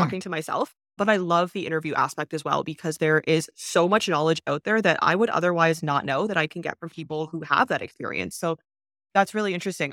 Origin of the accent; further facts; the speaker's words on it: Canada; moved away; also born or lived in China; I'm actually from Canada